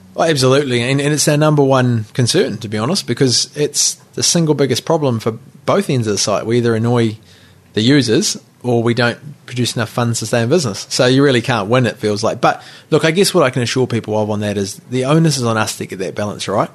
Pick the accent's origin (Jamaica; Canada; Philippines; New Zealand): New Zealand; also born or lived in Rotorua / Nelson; now in Auckland, New Zealand; we grew up in Rotorua and Nelson, uh, you know, we knew our neighbours, and all of a sudden, in ten years living in Auckland